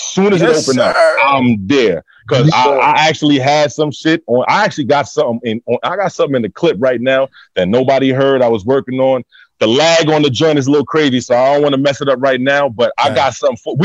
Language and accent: English; New York City, New York, United States; I'm from Albany Projects. Like that's where I'm from